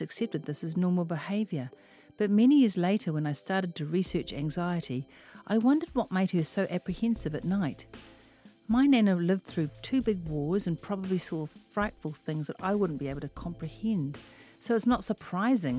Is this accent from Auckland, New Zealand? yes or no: yes; Auckland, New Zealand; I am from West Auckland